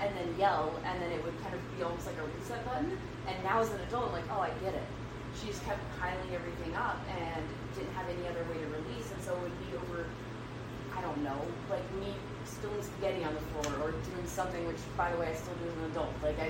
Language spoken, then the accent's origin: English; Deep South, United States; I grew up not understanding emotions at all because I grew up in the Deep South.